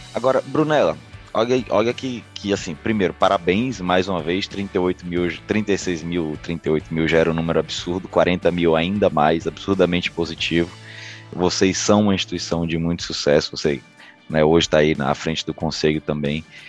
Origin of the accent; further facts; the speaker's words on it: Bahia, Brazil; accent: Bahian; moved away as an adult; now in Espírito Santo, Brazil; eu sou baiano, meu sotaque não faz, não tem como esconder muito